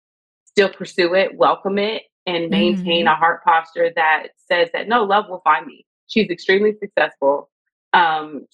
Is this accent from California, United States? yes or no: no; Lake Charles, Louisiana, United States; now in Los Angeles, United States; I'm from Lake Charles, Louisiana. I'm a small town girl.